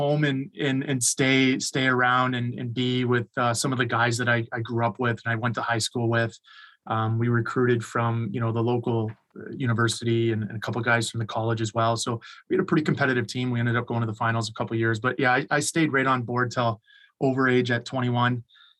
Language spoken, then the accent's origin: English; small town Ontario, Canada; born or raised there; moved away as an adult; also born or lived in Amherst, Nova Scotia; now in Beijing, China